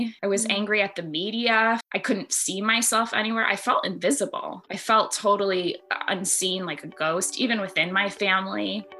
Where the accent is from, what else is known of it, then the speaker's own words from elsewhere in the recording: United States; I'm an Army brat. I grew up all over the United States. My parents ended up settling down in my mom's hometown of Buffalo, New York, which is actually where I live now.